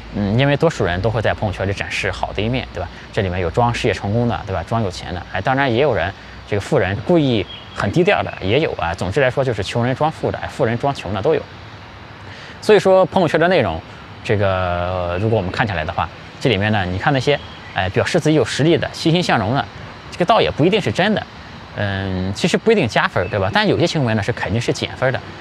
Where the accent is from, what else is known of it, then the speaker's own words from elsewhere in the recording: China; 我们中国人